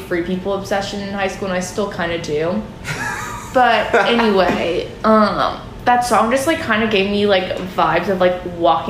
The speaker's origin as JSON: {"language": "English", "town": "Lafayette", "region": "Louisiana", "country": "United States", "moved": "yes", "lives_now": "Baton Rouge, United States", "said": "I'm from Lafayette"}